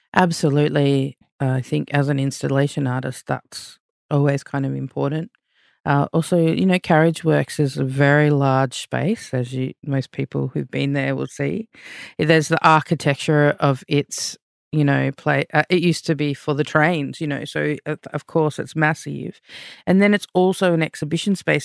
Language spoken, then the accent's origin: English; Melbourne, Victoria, Australia; my own history growing up in Melbourne, Australia.